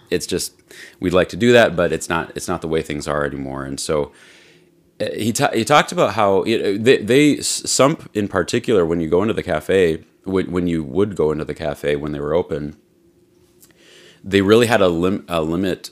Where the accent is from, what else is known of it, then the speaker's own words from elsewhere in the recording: Midwest, United States; we're from the Quad Cities